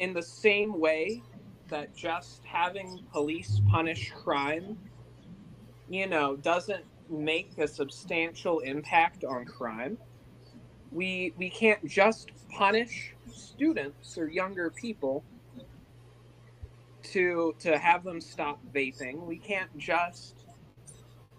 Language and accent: English; Indiana, United States; moved away as an adult; now in California, United States; I'm from Indiana